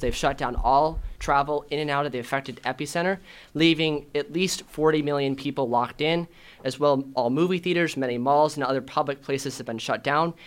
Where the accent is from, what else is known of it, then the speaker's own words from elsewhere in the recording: Chandler, Arizona, United States; I'm from Chandler